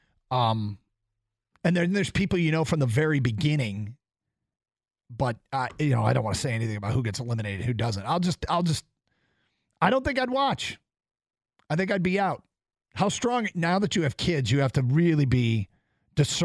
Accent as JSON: {"language": "English", "country": "United States", "said": "as an American"}